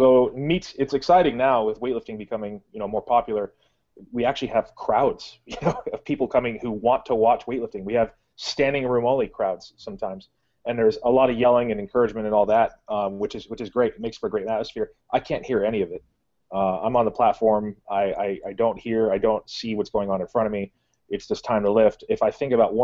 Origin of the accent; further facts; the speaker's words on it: Valencia, California, United States; now in North Carolina, United States; I'm from Valencia, so, and in Southern California